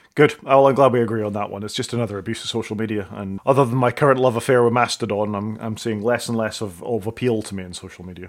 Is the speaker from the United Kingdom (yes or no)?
yes; Scotland, United Kingdom; I'm Scottish